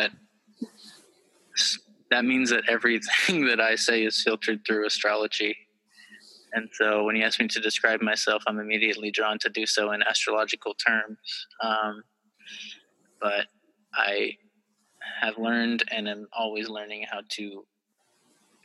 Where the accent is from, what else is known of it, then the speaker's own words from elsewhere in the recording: Kentucky, United States; moved away as an adult; I am from Kentucky originally